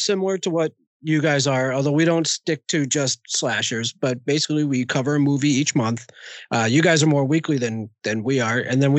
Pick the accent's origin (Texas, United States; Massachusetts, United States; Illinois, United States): Massachusetts, United States; Boston